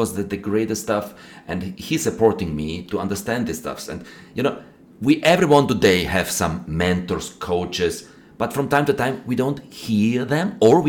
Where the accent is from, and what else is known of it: Austria; English is a second language